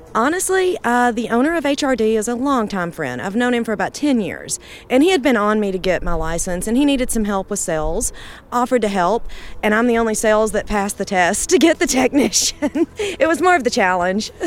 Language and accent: English; Muscle Shoals, Alabama, United States; I'm actually from Muscle Shoals, Alabama